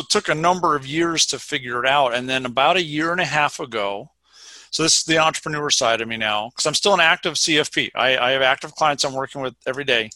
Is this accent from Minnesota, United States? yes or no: yes; Minnesota, United States; moved away as an adult; also born or lived in Vermont; now in Madison, United States; I grew up in Minnesota